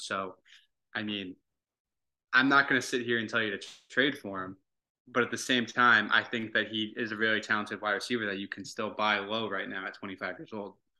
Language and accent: English; Dayton, Ohio, United States; now in Atlanta, United States; from Dayton